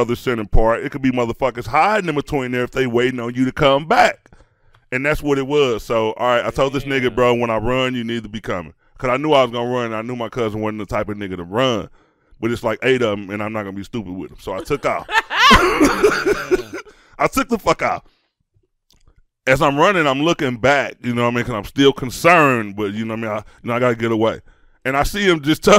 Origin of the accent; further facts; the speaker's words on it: Chicago, Illinois, United States; now in Kansas City, United States; We were young. We grew up in Chicago